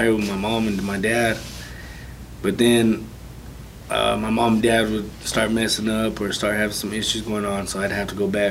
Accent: San Luis, Colorado, United States; I'm originally from San Luis, Colorado.

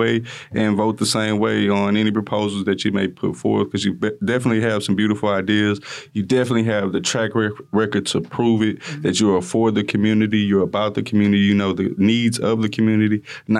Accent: Houston, Texas, United States; I grew up in Greens Point. I still have family in Greens Point.

